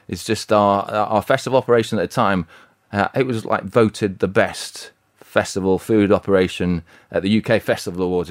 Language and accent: English; Bradford, Halifax, Yorkshire and the Humber, United Kingdom; I'm from Yorkshire